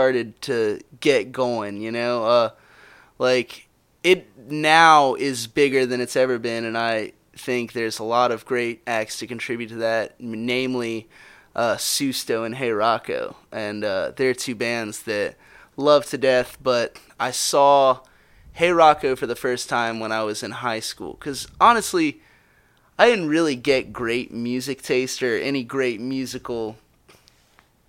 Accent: Charleston, South Carolina, United States; moved away as an adult; my hometown's going to be washed away

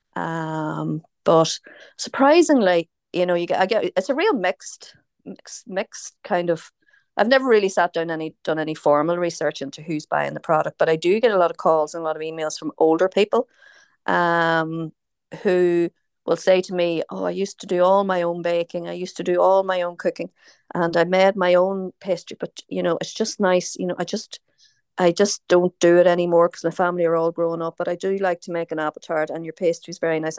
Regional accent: Omagh, Northern Ireland, United Kingdom; accent: Northern Irish; moved away as an adult; also born or lived in Dublin, Ireland / London, England / Crosskeys, County Meath, Ireland; now in County Meath, Ireland; I'm from, I'm from Oma. Um, I'm a Tyrone woman originally.

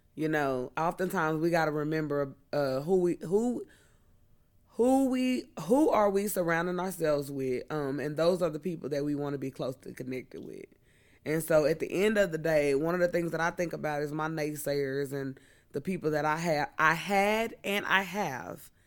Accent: Missouri, United States; I'm from the Show Me State

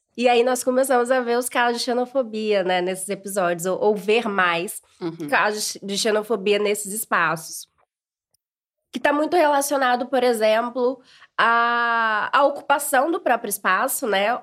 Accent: Brazil; accent: Brazilian; moved away as an adult; now in Portugal; quando nós estamos no Brasil, somos brasileiros

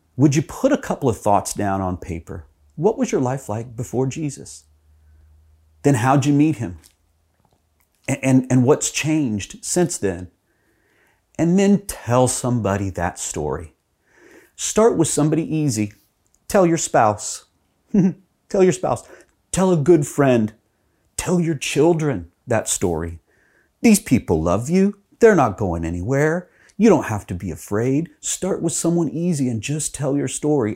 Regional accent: Texas, United States; when I was growing up in Texas

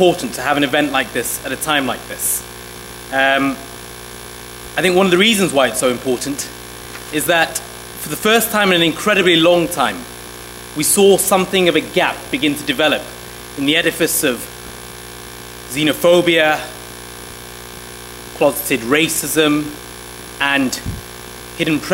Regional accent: Sheffield, Yorkshire and the Humber, United Kingdom; also born or lived in Somalia; We came to the United Kingdom in 1993, and we grew up in Sheffield, in the north

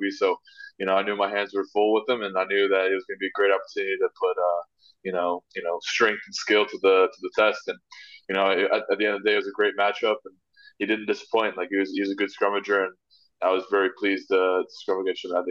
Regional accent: Oklahoma, United States; now in New York, United States; being from Oklahoma, being from the, the quote unquote flatlands, like they call them

